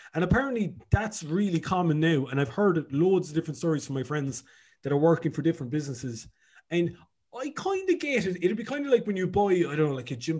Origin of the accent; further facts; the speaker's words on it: Cork, Munster, Ireland; moved away as an adult; also born or lived in Dublin; now in Galway, Ireland; I'm originally from Cork.